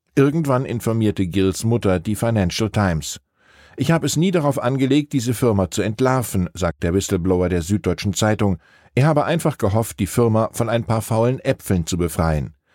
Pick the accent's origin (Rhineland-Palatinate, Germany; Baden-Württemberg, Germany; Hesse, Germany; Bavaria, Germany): Hesse, Germany; Wiesbaden; In meiner Heimat Wiesbaden-Rheingau